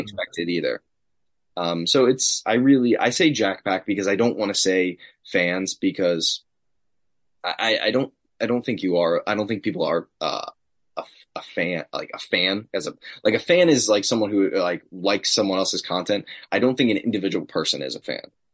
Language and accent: English; Long Island, New York, United States; Creative Pro Wrestling, my academy that I trained at, both on Long Island. Grew up like 15 minutes away from it.